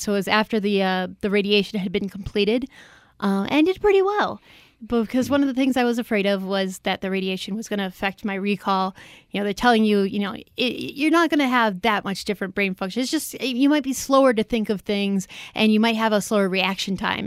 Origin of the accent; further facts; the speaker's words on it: Chicago, Illinois, United States; moved away; I'm from the Chicago area originally, and when I was growing up, there were two classical stations